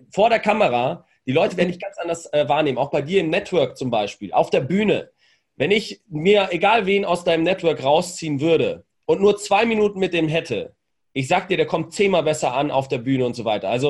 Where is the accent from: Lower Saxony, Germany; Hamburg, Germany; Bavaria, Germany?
Bavaria, Germany; accent: Franconian; Ich war Franke, fränkischer Dialekt.